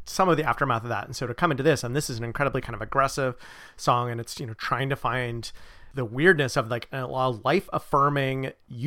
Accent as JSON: {"language": "English", "area": "Bay Area", "region": "California", "country": "United States", "tie": "born or raised there", "said": "I grew up in the Bay Area"}